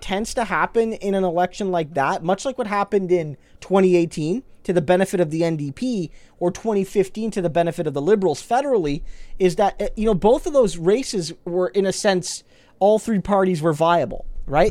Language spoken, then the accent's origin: English; Canada